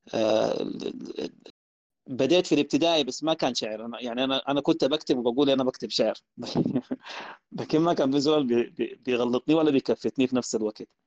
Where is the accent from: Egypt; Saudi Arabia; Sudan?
Sudan